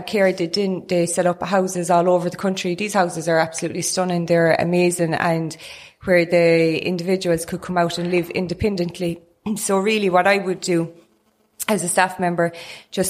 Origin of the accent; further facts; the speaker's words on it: Newcastle West, Munster, Ireland; I'm from Newcastle West